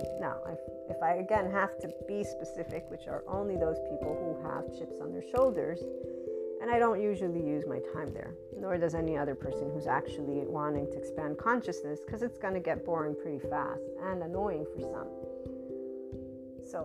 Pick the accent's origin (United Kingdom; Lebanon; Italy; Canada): Italy; Naples, Campania; English is a second language; It's like, I'm from Naples, Italy.